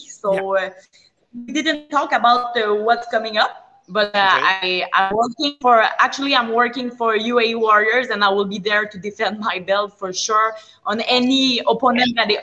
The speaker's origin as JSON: {"language": "English", "town": "Maniwaki", "region": "Quebec", "country": "Canada", "also_born_or_lived": "Montreal", "said": "I'm Métis autochtone from Maniwaki"}